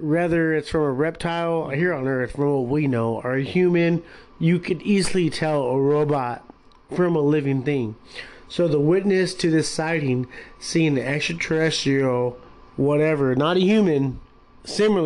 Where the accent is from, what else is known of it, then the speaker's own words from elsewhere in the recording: Long Beach, California, United States; We're from California, Southern California, Long Beach, to be exact